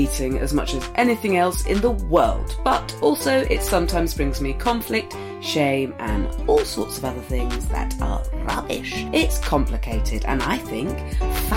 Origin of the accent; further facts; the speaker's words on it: Swanage, South West England, United Kingdom; moved away; I'm from Swanage